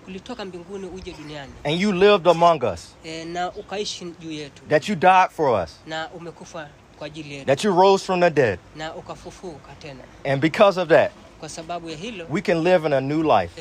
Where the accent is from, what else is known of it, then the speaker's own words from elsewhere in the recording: United States; moved away as an adult; now in Zanzibar, Tanzania; I was born in America